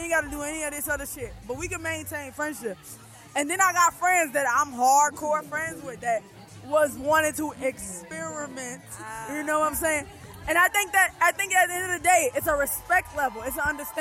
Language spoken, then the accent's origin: English; New Orleans, Louisiana, United States; I'm from New Orleans, born and raised